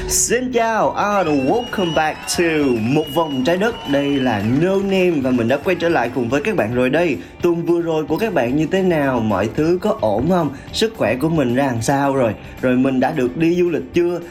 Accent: Vietnam; em sống ở Việt Nam cũng từ nhỏ tới lớn

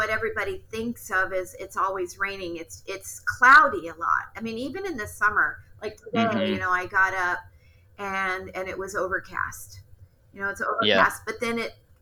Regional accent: California, United States; moved away as an adult; now in Seattle, United States; I was born in California, and Ken and I lived much of our life there

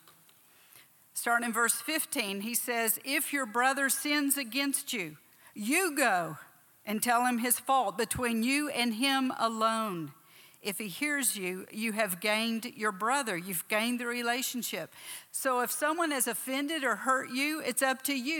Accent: Texas, United States; moved away as an adult; also born or lived in Oklahoma / South Africa; I was born down here in Oklahoma, raised in Texas.

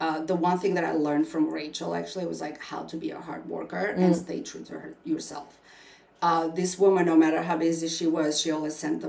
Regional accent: Albania; English is a second language; now in United States; most of my life growing up in Albania

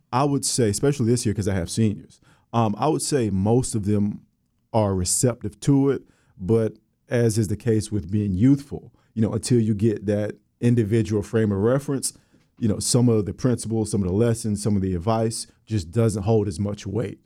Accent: Orlando, Florida, United States; moved away as an adult; also born or lived in West Virginia; from Orlando, Florida, I'm from the West Side. Um, proud alum of Maynard Evans High School.

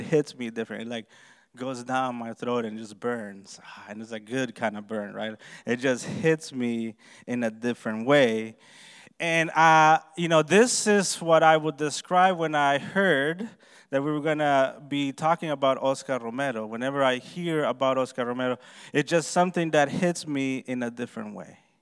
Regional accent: Honduras; moved away; I was born and raised in Honduras, Central America

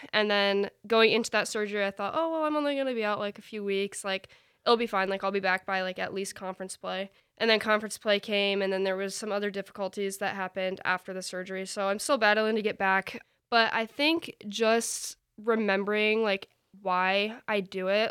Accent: DeWitt, Michigan, United States; I'm from DeWitt, Michigan.

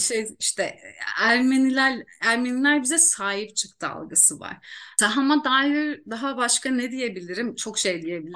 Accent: Iğdır, Turkey; memleketim doğum yerim Iğdır

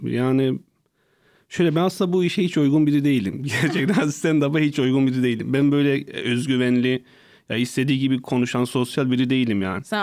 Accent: Hasköy, Muş Province, Turkey; Hazköy ilçesi Gökyazı köyünde ve birinci sınıfa kadar hiç böyle e, insan arasında çıkmadım

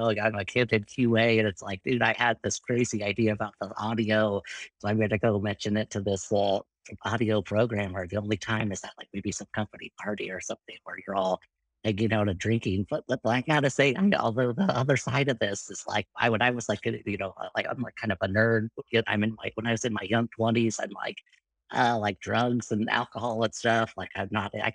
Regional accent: Irvine, California, United States; went to a junior college in Irvine, where I grew up in Southern California

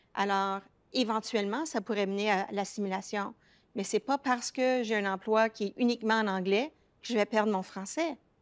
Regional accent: Toronto, Ontario, Canada; accent: francophone accent of the Greater Toronto Area; mon accent, moi, révèle que j'ai surtout grandi dans la région du Grand Toronto. Ce n'est pas un accent anglophone, c'est un accent francophone du Grand Toronto.

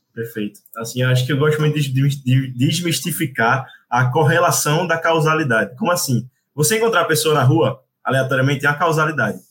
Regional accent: Recife, Pernambuco, Brazil; eu sou de Recife

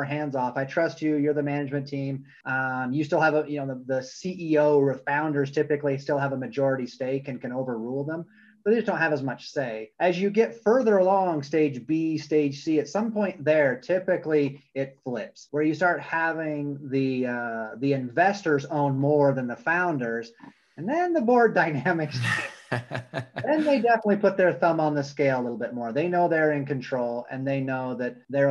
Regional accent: Vermont, United States; also born or lived in California; now in Utah, United States; I grew up in Vermont, been in Utah for about 5 years

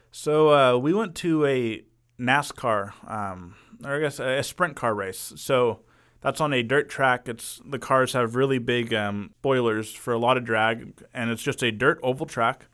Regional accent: Arlington, United States; been in Arlington all my life, went away for college for about two years

